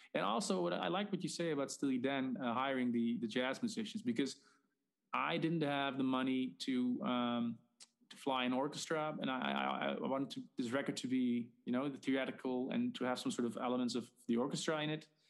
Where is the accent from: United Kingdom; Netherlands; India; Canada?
Netherlands; I'm Dutch.